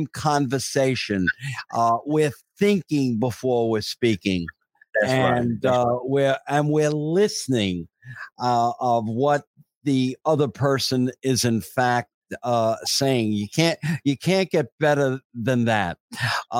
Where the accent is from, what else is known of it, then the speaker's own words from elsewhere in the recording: New York City, New York, United States; that was my life growing up in Ridgewood, Queens